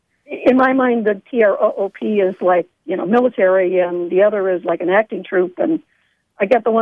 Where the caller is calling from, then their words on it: Sharon, Pennsylvania, United States; Calling from Sharon, Pennsylvania, Penn State Shenango, where I teach theater.